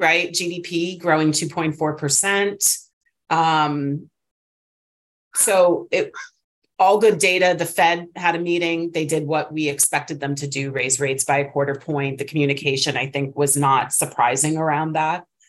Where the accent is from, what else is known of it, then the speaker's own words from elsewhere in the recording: East Coast, United States; moved away as an adult; now in California, United States; obviously I'm from the East Coast, grew up there. I've only been in California for eight years